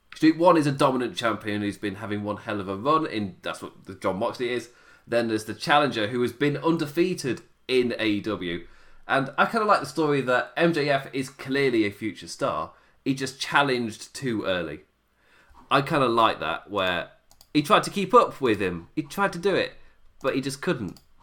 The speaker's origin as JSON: {"language": "English", "region": "England", "country": "United Kingdom", "said": "me being English"}